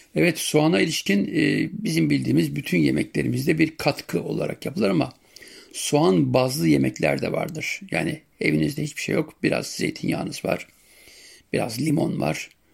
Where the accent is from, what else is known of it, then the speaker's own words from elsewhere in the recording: Siirt Province, Turkey; bizim yörede Siirt'te sumak suyuyla yaparız